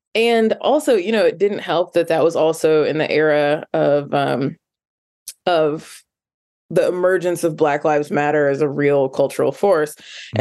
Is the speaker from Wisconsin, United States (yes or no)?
no; Indianapolis, Indiana, United States; growing up in Indianapolis, which is rural adjacent